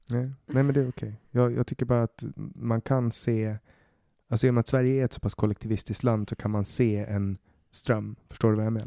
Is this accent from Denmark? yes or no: no; Åland, Finland; now in Sweden; jag är äh, ålänning, men jag har finskt pass